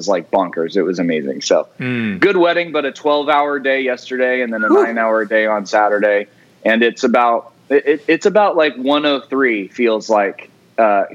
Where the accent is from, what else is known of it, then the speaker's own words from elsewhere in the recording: Truckee, California, United States; now in Spring Hill, United States; I grew up in Northern California, and loved it.